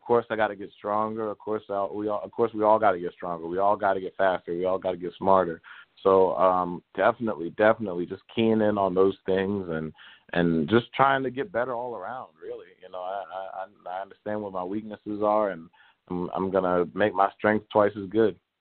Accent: Baltimore, Maryland, United States; growing up in Baltimore

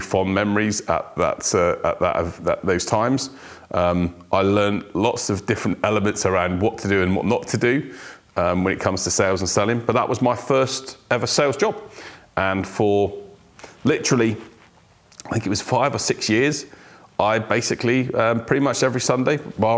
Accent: Weston-super-Mare, South West England, United Kingdom; also born or lived in South Wales; I was born in South Wales, but my parents moved to the sunny areas of Weston-super-Mare in the UK, if you know it. It's where I grew up.

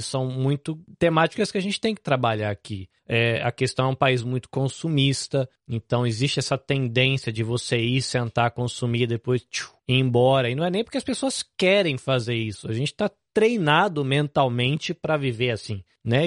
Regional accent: Brazil; now in Japan; Mesmo para mim, que sou brasileiro, depois de quase 20 anos no Japão

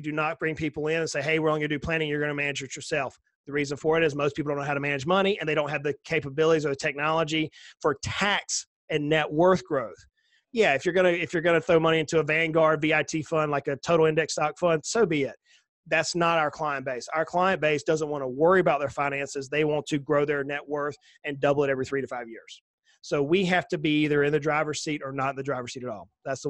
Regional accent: the South, United States; I'm a Southerner, right? We have to keep things simple. We're a little slower down here, right?

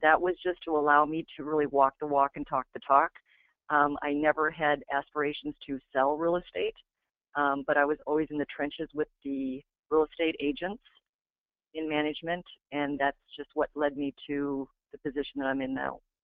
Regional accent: Iowa, United States; I'm from Iowa

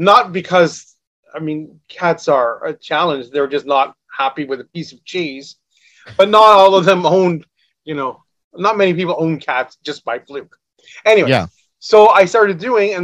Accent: Ottawa, Ontario, Canada; growing up in Ottawa

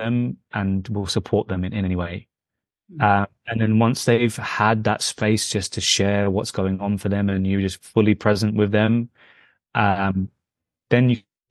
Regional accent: London, United Kingdom; My background is Indian, from the north of India and Punjab, but I was born in London

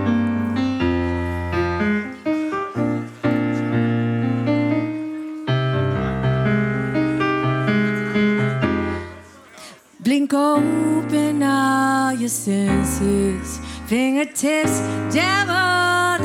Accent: Austin, Texas, United States; now in Berlin, Germany; Austin's my hometown

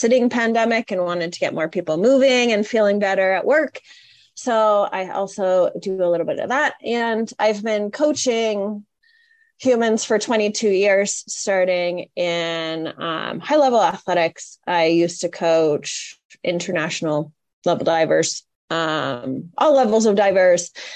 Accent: Canada; I grew up in Canada

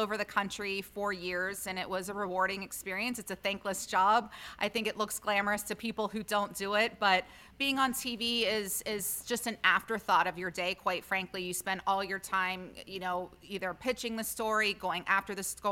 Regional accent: Ohio, United States; moved away; also born or lived in Pennsylvania / Los Angeles / Chicago; I'm from Ohio, so I know cold.

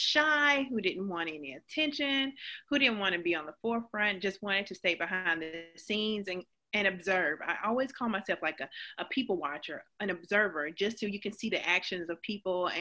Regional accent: Georgia, United States; accent: Southern; moved away as an adult; now in New Hampshire, United States; I'm originally from Georgia

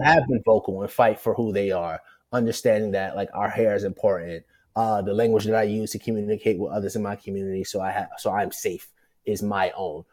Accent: New York City, New York, United States; also born or lived in Portland / Bristol, Connecticut; I'm from Brooklyn. I'm from the project.

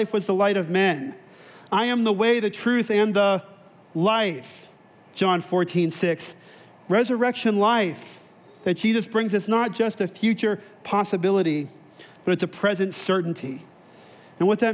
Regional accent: then Texas, Southern California, United States; moved away; I grew up in Southern California, then in Texas

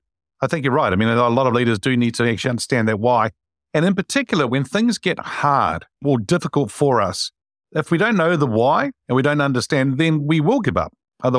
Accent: Wellington, New Zealand; Wilberforce Street in Wellington, actually. I grew up in that street.

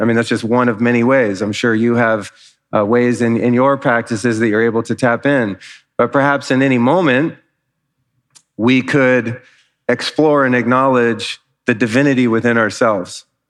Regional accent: Los Angeles, California, United States; now in Austin, United States; I'm from Los Angeles. We don't really have weather.

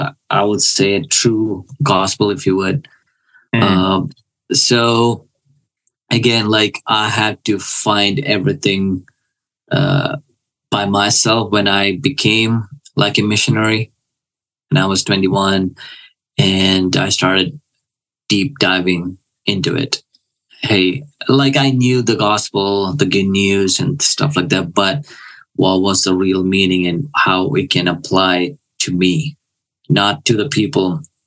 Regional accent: Kuwait; I was born in a Christian family. So all I knew was the church. I grew up there and it was just whatever.

